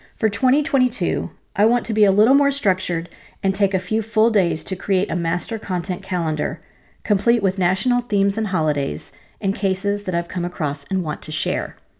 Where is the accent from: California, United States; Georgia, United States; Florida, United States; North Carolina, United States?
North Carolina, United States; my home state